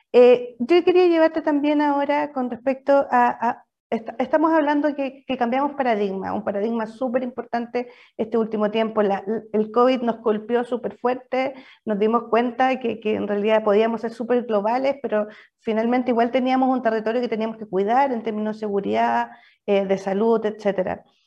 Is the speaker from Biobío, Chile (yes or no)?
yes; Biobío, Chile; yo también soy, de región, soy de, de Bio